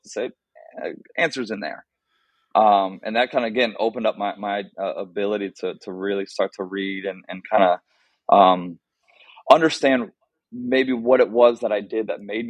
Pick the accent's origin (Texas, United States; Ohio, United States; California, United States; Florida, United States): Ohio, United States; Columbus; moved away as an adult; also born or lived in Pittsburgh, Pennsylvania; now in Naperville, United States; growing up in Columbus, Ohio, straight West Side guy